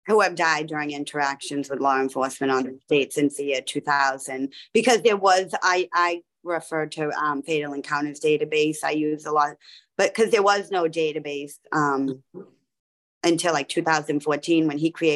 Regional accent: Massachusetts, United States; we're from Massachusetts

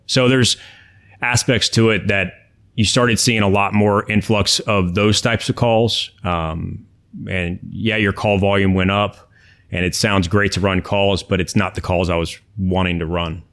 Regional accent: United States; also born or lived in Miami, Florida; now in Orlando, United States; I grew up actually right outside of D C. and came back down here to Florida

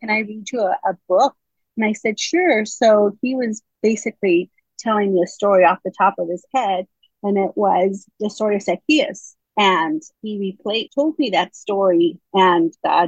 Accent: California, United States; moved away as an adult; now in North Carolina, United States; I was raised in California. We just moved to North Carolina in December

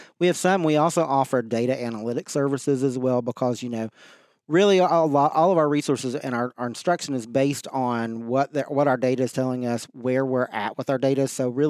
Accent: Virginia, United States; You can obviously tell I'm not really from Southeast Virginia. I did grow up on the other side of the state, from Southwest Virginia in the coal fields. Came from a very small community

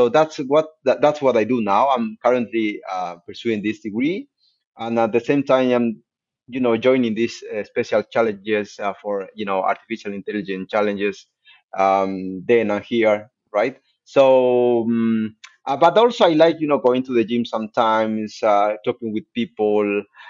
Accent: Bolivia; moved away as an adult; also born or lived in Aberdeen, United Kingdom; now in Toronto, Canada; I'm from South America. I'm from Bolivia.

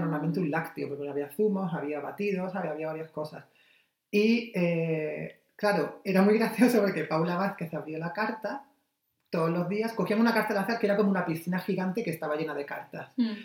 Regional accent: Almería, Andalusia, Spain; yo soy de Almería

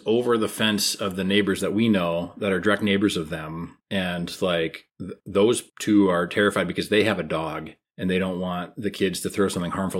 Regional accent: Minnesota, United States; As a Minnesotan.

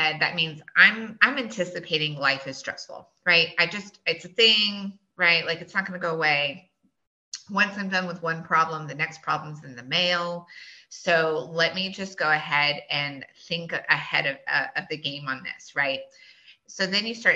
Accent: Boerne, Texas, United States; I grew up here. I grew up in Bernie. I was here back in the day when Bernie High, you know, there was only one high school

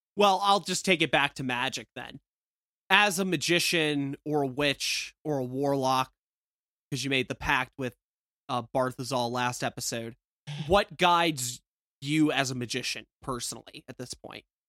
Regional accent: the South, United States; I'm from the South

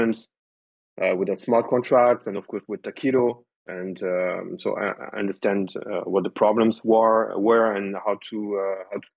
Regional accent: France; English is a second language; I'm French and my English is not too bad

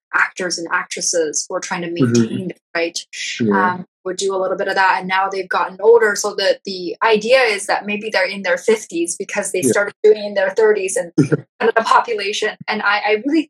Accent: Toronto, Ontario, Canada; also born or lived in New York; now in Vancouver, Canada; I'm from Toronto and I lived in New York.

